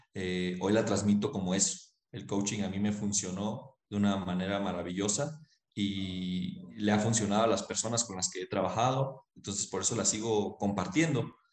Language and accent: Spanish; Mexico; now in Cusco, Peru; soy mexicano, ahorita me siento cusqueño